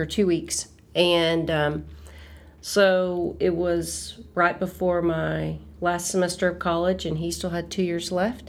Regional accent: Irving, Texas, United States; I am from Irving, Texas, which is right outside of Dallas. And it's the home of, well, it used to be the home of the Dallas Cowboys.

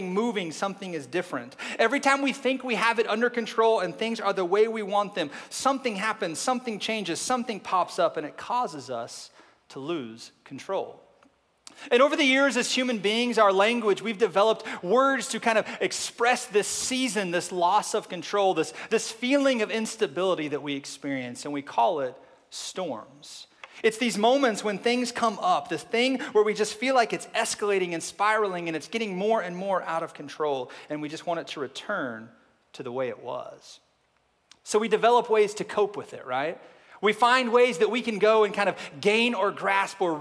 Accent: Oklahoma, United States; now in Arkansas, United States; I am from Oklahoma, live in Arkansas right now

